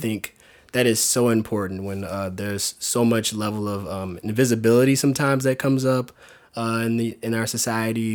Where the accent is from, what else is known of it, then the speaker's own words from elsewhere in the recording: South Louisiana, United States; moved away as an adult; now in San Diego, United States; Growing up in Louisiana with them, these two awesome role models as parents